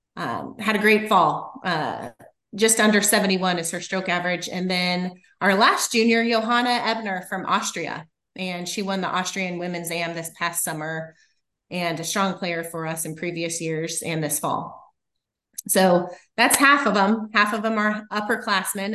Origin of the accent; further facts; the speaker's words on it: Littleton, Colorado, United States; moved away as an adult; now in Kansas, United States; I grew up in outside of Denver, Colorado, in Littleton